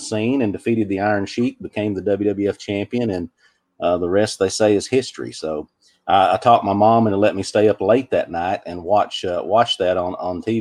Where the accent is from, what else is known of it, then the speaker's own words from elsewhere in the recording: Cookeville, Tennessee, United States; accent: thick northern (joking; southern); I was born and raised in Middle Tennessee, lived here my whole life